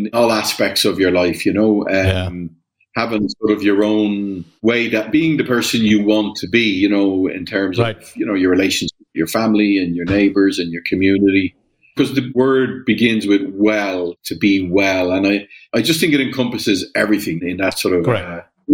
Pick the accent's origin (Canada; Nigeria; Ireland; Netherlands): Ireland; moved away as an adult; also born or lived in Germany / Latin America / Panama; I grew up in Ireland. I was born in 1965, so I'm 58.